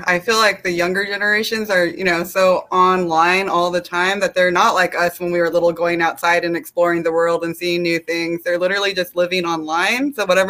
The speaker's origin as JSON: {"language": "English", "country": "South Korea", "said": "I'm from Korea and I'm adopted, and I just don't agree with that."}